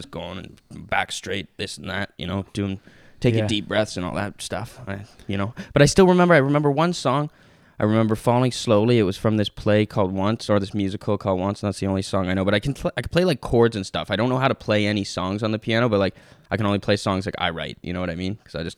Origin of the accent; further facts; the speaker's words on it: Toronto, Ontario, Canada; from Toronto, like who's